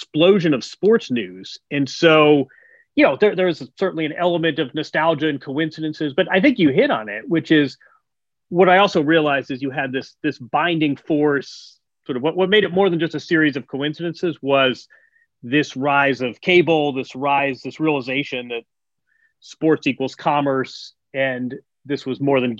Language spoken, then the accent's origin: English; Indiana, United States; When I was in middle school, they were held in my hometown in Indiana